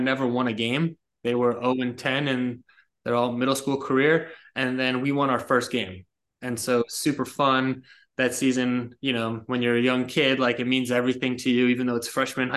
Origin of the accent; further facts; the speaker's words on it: about 20 minutes north of the Bronx, New York, United States; I was born in New York, about 20 minutes north of the Bronx. I was raised there